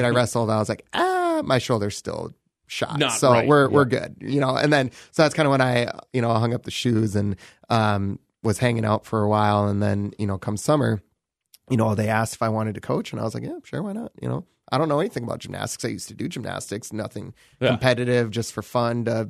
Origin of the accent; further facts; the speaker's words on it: Owatonna, Minnesota, United States; Born and raised in Owatonna